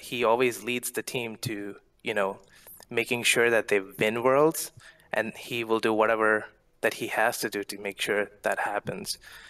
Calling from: Philadelphia, Pennsylvania, United States; I'm calling from Philly.

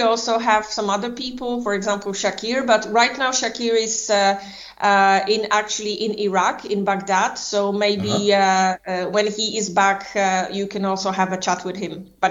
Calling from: Warsaw, Masovian Voivodeship, Poland; I'm actually calling from Warsaw in Poland.

